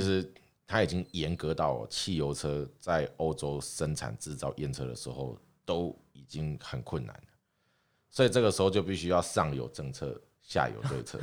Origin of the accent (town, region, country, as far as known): Taiwan